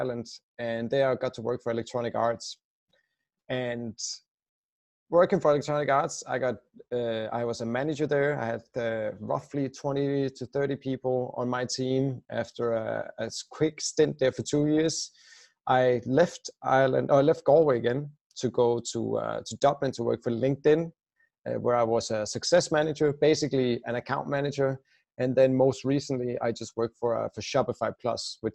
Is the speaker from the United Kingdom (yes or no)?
no; Denmark; moved away as an adult; I'm originally Danish, or I still am, of course, but I left my home country 5 years ago now